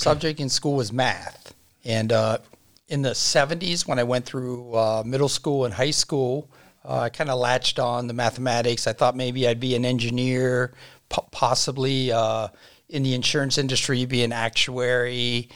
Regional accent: Dennison and Uhrichsville area, Ohio, United States; growing up in the Dennis and Yuriksville area

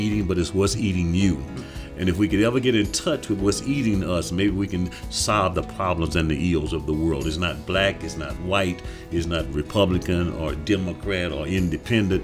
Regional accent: Lovejoy, Illinois, United States; moved away as an adult; also born or lived in St. Louis, Missouri / New Jersey; now in El Paso, United States; I was born in St. Louis, raised in the oldest black settlement in the United States, a place called Lovejoy, Illinois, on the banks of the Mississippi River

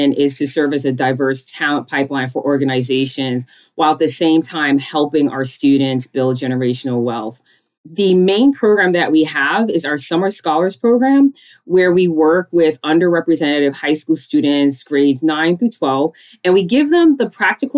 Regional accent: New York City, New York, United States; also born or lived in Connecticut / Georgia; I grew up in a small town in Rosedale, Queens, which is on the border of Long Island and Queens

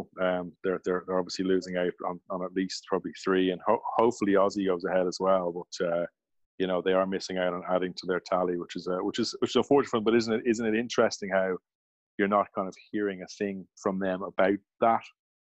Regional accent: Limerick, Munster, Ireland; And when I was growing up in Limerick Lawn, we had 12 courts.

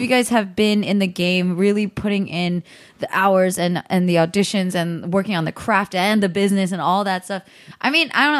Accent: the Bay Area, California, United States; I grew up in California

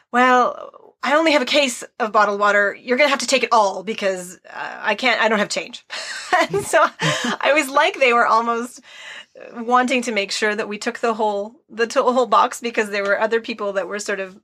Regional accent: Canada; moved away as an adult; also born or lived in Chikuma, Nagano, Japan / Sendai, Japan; we're from Canada

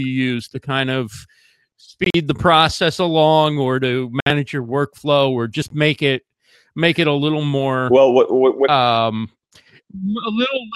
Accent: New York area, United States; growing up in the New York area

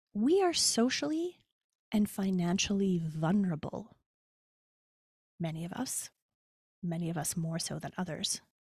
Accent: Canada; moved away; also born or lived in United States; as a Canadian

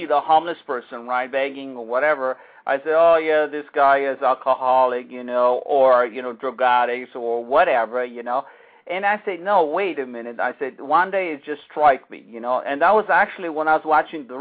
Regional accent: United States; as an American

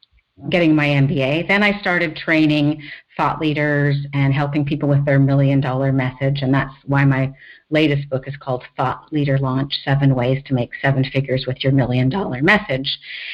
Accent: Iowa, United States; born there; also born or lived in Los Angeles / Newport Beach; now in San Francisco, United States; My parents were studying at the Iowa State University when I was born. So I was born in the States, so...

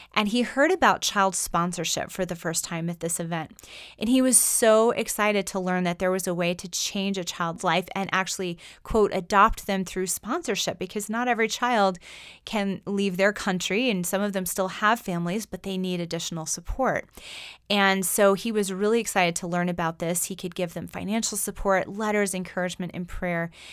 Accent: United States; we as American Christians

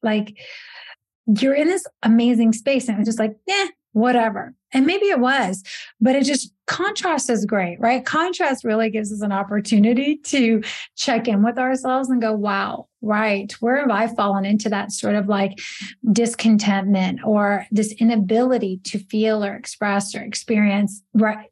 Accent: Italy; moved away; I grew up in Italy

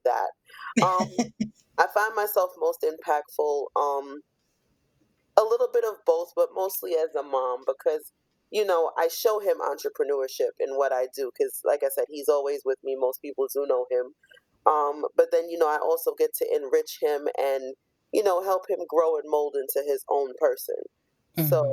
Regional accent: Jamaica; I am a Jamaican born native

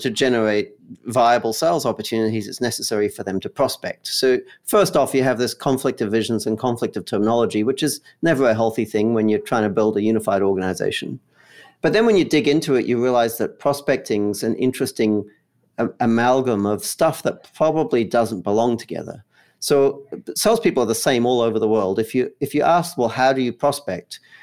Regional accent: Australia; moved away as an adult; now in Los Angeles, United States; I'm based in Los Angeles, although I grew up in Australia

